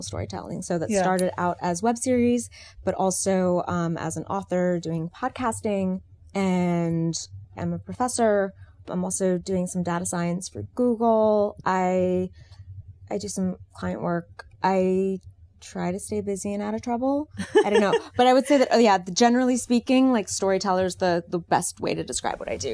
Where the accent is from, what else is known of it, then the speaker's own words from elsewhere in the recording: Washington, District of Columbia, United States; moved away; I'm actually a DC native